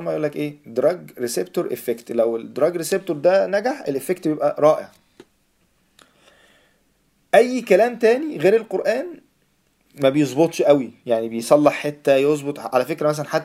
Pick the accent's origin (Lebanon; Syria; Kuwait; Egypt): Egypt; also born or lived in Saudi Arabia; مولود مولود في السعوديه فعندي خلفيه برضو شويه اوكي بس لما جيت مصر فايه فعشت بقى